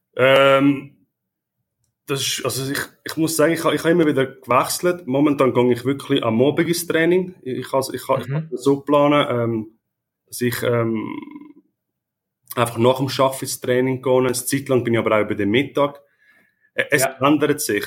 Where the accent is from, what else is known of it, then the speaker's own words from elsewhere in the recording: Italy; ich bin Italiener